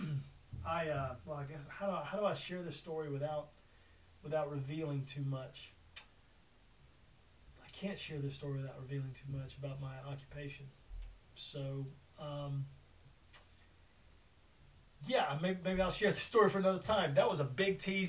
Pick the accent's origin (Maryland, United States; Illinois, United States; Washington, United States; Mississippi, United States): Mississippi, United States; growing up in the great state of Mississippi